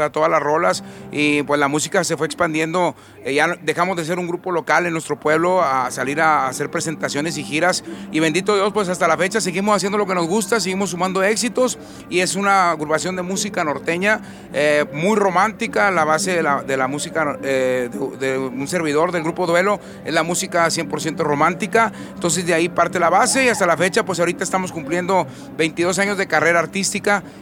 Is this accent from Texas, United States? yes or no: yes; Roma, Texas, United States; nosotros somos una agrupación que, nacimos y crecimos en Roma, Texas, somos fronterizos